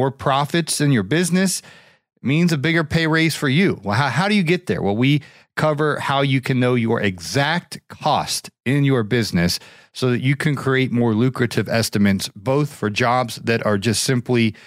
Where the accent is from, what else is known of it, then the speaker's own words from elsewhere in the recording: Ohio, United States; in my home state, the Buckeye State, Ohio